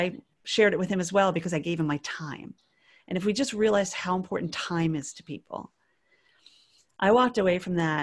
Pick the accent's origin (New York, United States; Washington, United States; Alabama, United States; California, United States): New York, United States; New York area, United States; moved away; also born or lived in North Carolina; I'm from the New York area